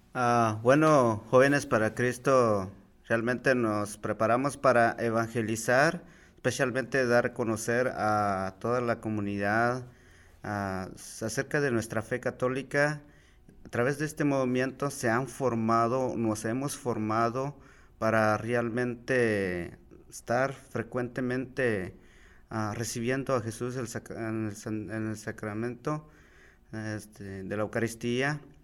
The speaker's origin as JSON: {"language": "Spanish", "country": "Guatemala", "moved": "as an adult", "lives_now": "United States", "said": "me vine desde Guatemala, tenía 19 años"}